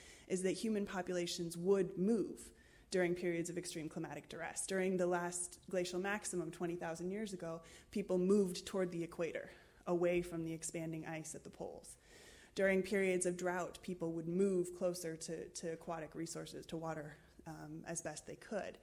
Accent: United States; accent: American; I'm American

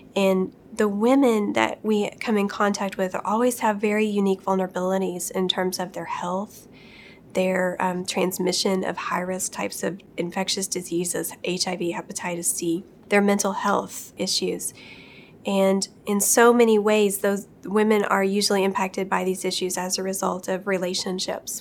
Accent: Appalachia, United States; I'm from Appalachia.

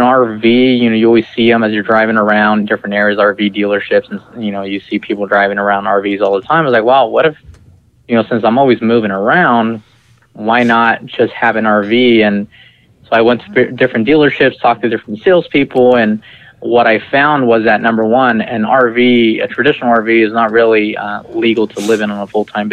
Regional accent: Visalia, California, United States; moved away; also born or lived in Malaga, Washington; I was actually born and raised in Visalia, California, which is about 2.5 hours north of L.A.

